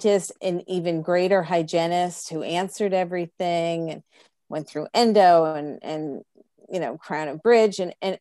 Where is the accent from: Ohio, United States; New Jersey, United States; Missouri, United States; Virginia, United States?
New Jersey, United States; Freehold; also born or lived in Plainfield; I really grew up in Freehold because we moved